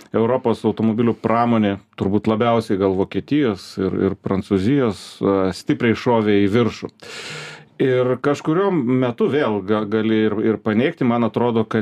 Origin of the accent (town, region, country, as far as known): Lithuania